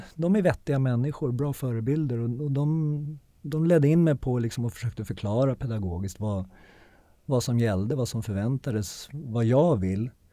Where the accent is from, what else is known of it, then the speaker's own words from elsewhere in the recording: Sweden; moved away as an adult; jag är svensk